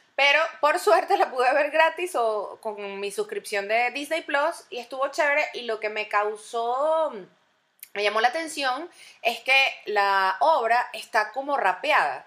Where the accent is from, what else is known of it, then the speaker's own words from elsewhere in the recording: Venezuela; moved away; todos como venezolanos